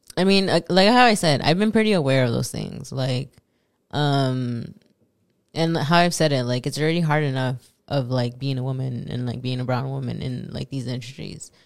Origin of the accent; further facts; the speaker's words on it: Los Angeles, California, United States; first language Spanish; English is a second language; I'm from Los Angeles, so I have another accent.